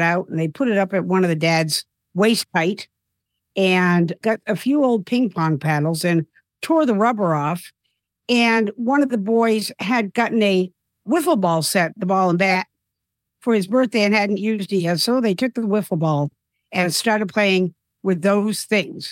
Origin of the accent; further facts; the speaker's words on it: South Dartmouth, Massachusetts, United States; moved away as an adult; also born or lived in New York; moved back to my hometown of South Dartmouth, Massachusetts